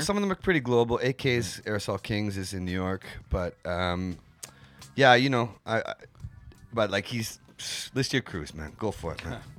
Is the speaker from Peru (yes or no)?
no; Vancouver, British Columbia, Canada; moved away as an adult; now in Tokyo, Japan; I came up in Vancouver, um, East